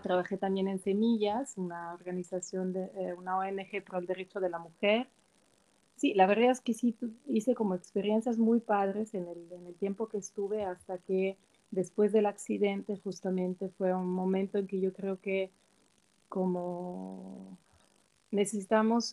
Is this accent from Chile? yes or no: no; Switzerland; Spanish is a second language; moved away as an adult; also born or lived in Milan, Italy / Mexico City, Mexico; nací en Suiza, crecí en Suiza